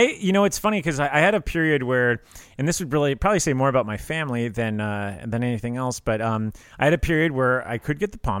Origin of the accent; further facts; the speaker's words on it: Ireland; We are Irish, so we might as well be talking about it.